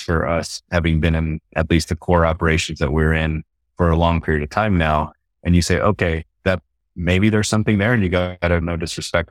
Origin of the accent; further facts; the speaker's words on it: Texas, United States; also born or lived in Houston, Texas / Austin, Texas; I grew up in Texas in a small town originally, and then family moved to uh, Houston later on